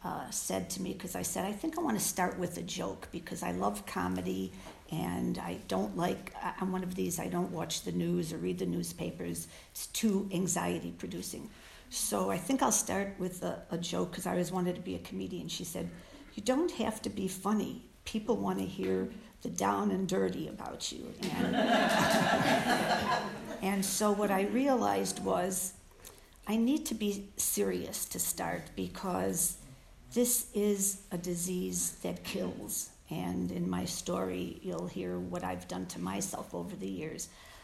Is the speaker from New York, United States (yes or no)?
no; Illinois, United States; also born or lived in Chicago; My earliest recollection of wanting to overeat was when I was 4, and we lived in the country in Illinois. We moved from Chicago.